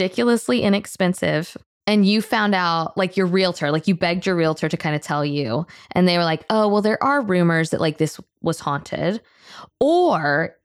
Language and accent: English; Tallahassee, Florida, United States; I grew up in Tallahassee